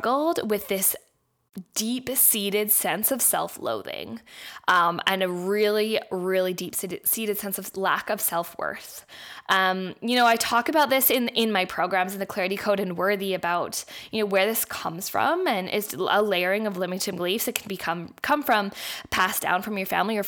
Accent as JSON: {"language": "English", "town": "Vancouver", "region": "British Columbia", "country": "Canada", "tie": "born or raised there", "also_born_or_lived": "Australia", "moved": "yes", "said": "I was born in Vancouver, Canada, but my family is all Australian"}